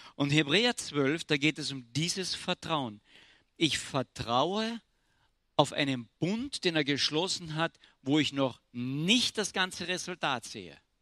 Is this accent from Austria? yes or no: yes; Austria; Ich bin Österreicher